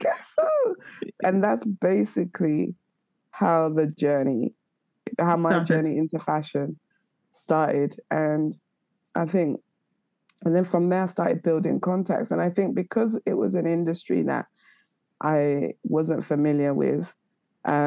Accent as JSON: {"language": "English", "region": "London", "country": "United Kingdom", "said": "I'm from North London."}